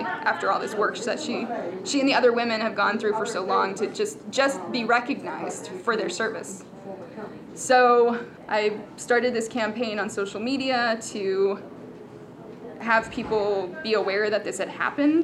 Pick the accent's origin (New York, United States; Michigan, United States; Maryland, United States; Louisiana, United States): Maryland, United States; we're from Maryland, so it's nearby